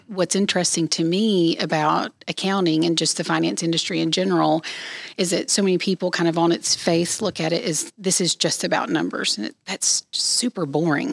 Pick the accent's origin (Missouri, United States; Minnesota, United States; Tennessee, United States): Tennessee, United States; East; I grew up, born and raised in East Tennessee